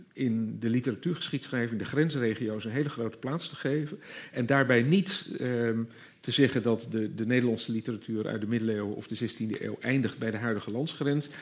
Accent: Groningen, Netherlands; moved away; also born or lived in Leiden; ik kom zelf niet uit Gelder, ik kom uit Groningen, maar ook zo'n gebied waar je op een zeker moment ineens ontdekt dat je wel al jarenlang op school gehoord hebt over de graven van Holland, maar dat notabene in het gebied waar je zelf vandaan komt

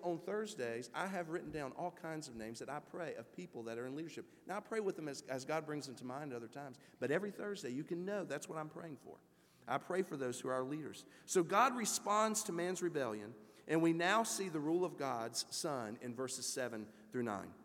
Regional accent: United States; as American Christians

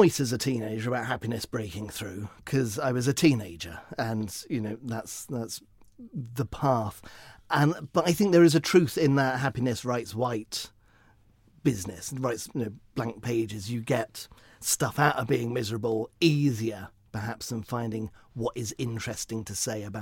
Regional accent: Horsham, South East England, United Kingdom; I grew up in Horsham.

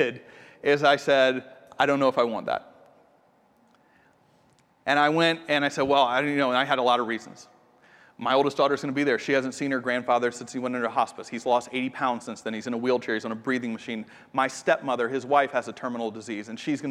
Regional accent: Atlanta, Georgia, United States; moved away as an adult; now in Austin, United States; I'm from Atlanta, and it's where we lived before we moved here.

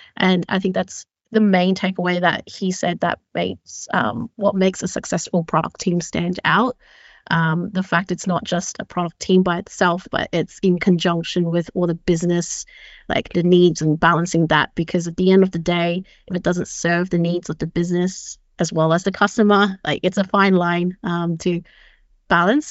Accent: Sydney, New South Wales, Australia; moved away as an adult; now in Copenhagen, Denmark; I'm originally from Sydney, uh, where I grew up most of my life

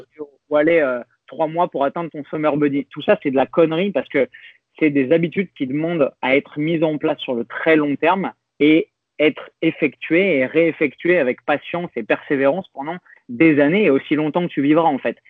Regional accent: France; on est français

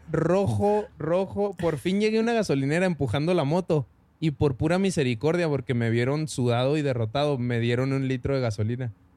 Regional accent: Parral, Chihuahua, Mexico; now in Chihuahua, Mexico; yo vivo en Chihuahua, pero soy de Parral, orgullosamente

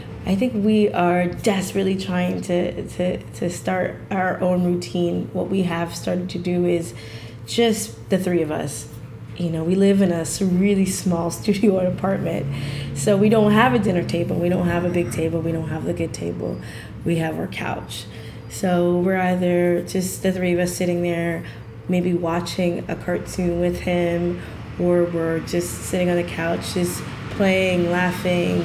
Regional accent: South Florida, United States; also born or lived in Canada; now in Toronto, Canada; even though I'm Canadian by birth, I grew up in South Florida

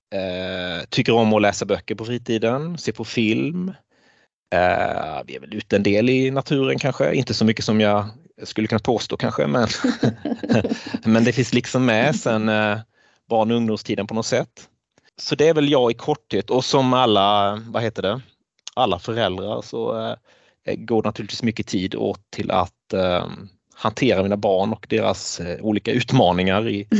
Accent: Blekinge, Sweden; moved away as an adult; also born or lived in Jokkmokk; now in Jönköping, Sweden; person från Blekinge, där jag växte upp

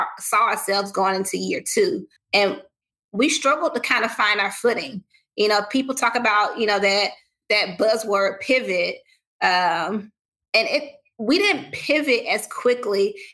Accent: the South, United States; I'm a Southerner

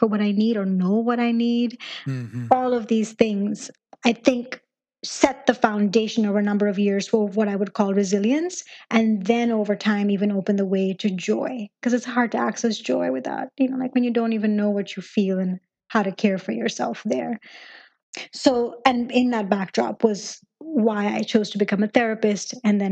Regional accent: Pakistan; moved away as an adult; now in United States; my journey, I mean, began in Pakistan. That's where I was raised. And I came over to the U.S. when I turned 18

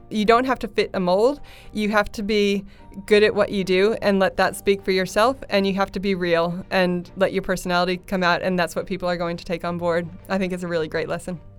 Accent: United States; I'm American

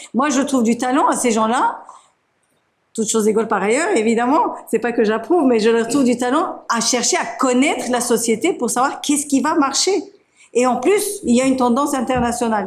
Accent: Turkey; moved away; Je suis de Turquie

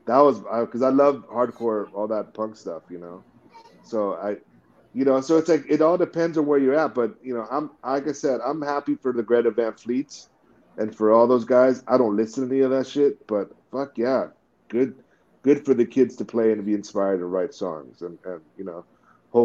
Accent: Bay Area, California, United States; growing up in the Bay Area

